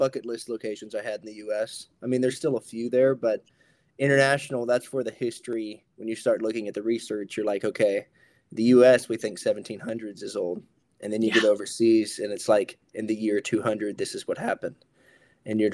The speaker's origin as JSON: {"language": "English", "region": "Hawaii", "country": "United States", "said": "I'm Native Hawaiian"}